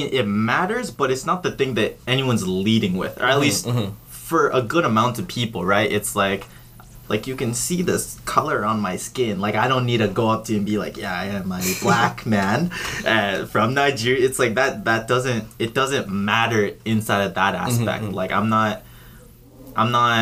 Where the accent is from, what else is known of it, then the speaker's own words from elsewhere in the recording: British Columbia, Canada; I'm BC.